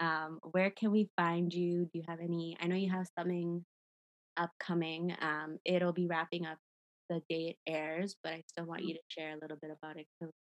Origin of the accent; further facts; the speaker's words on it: Toronto, Ontario, Canada; Growing up in Toronto